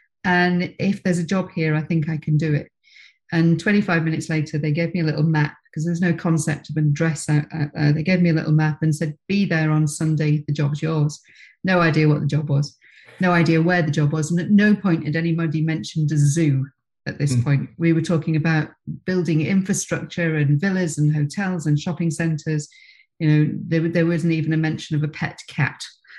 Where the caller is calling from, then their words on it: Princes Risborough, South East England, United Kingdom; So I'm in actually rarely sunny Prince's Risborough, which is about an hour north of London, halfway between London and Birmingham.